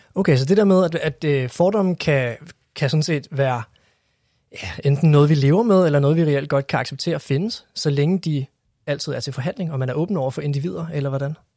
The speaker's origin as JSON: {"language": "Danish", "town": "Copenhagen", "region": "Capital Region of Denmark", "country": "Denmark", "said": "som københavner"}